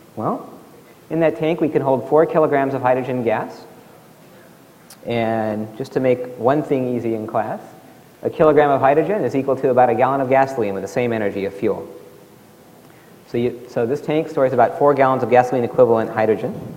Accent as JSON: {"language": "English", "region": "Alaska", "country": "United States", "tie": "born or raised there", "said": "where I grew up in Alaska, zero degrees"}